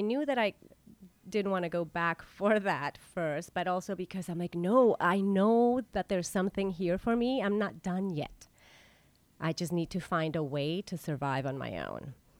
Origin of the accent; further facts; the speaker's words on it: La Paz, Baja California Sur, Mexico; moved away as an adult; also born or lived in Vienna, Austria; now in United States; the very first ballet school opened up in my hometown